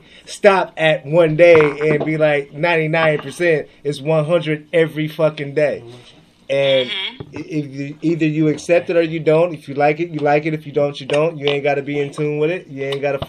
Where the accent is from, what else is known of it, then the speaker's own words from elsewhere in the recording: Seattle, Washington, United States; I'm from Seattle